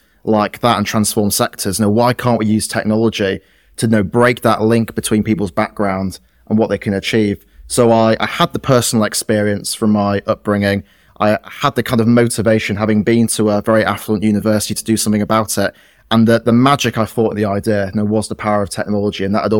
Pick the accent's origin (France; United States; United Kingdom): United Kingdom; Yorkshire and the Humber; someone like me growing up in West Yorkshire would have worked in a cotton mill or maybe gone down the pit in Sheffield.